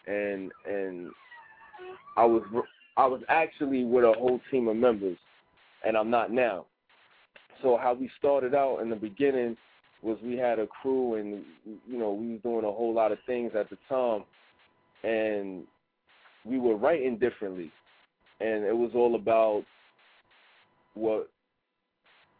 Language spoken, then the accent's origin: English; New York City, New York, United States; where I come from, in New York.